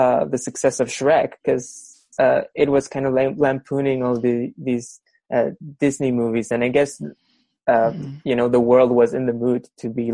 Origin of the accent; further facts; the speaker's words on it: Peru; I'm from Peru